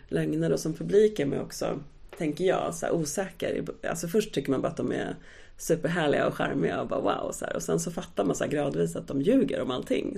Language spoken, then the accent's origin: Swedish; Stockholm, Stockholm County, Sweden; min uppväxt i Akalla